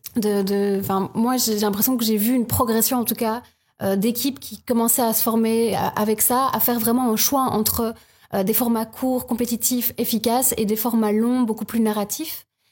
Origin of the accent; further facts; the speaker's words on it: Province of Luxembourg, Wallonia, Belgium; moved away as an adult; also born or lived in Louvain-la-Neuve; je viens de la province de Luxembourg